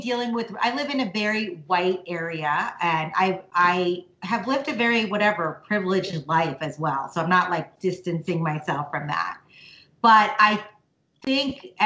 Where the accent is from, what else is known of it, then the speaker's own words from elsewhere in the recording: India; I'm from India